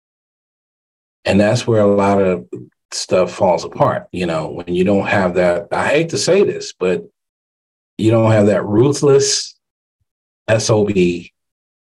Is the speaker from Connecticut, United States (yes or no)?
yes; Hartford, Connecticut, United States; Hartford, Connecticut, my hometown